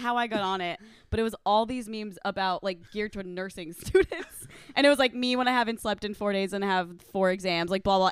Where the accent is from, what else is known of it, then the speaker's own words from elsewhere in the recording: Omaha, Nebraska, United States; moved away; I'm from Nebraska